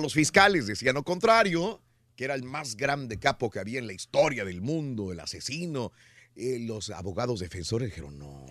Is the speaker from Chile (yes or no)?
no; Mexico; Los que somos mexicanos